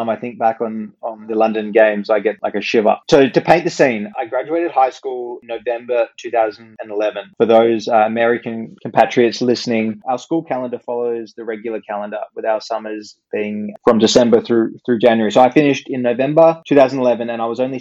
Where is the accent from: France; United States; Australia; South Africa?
Australia; we're a very multicultural country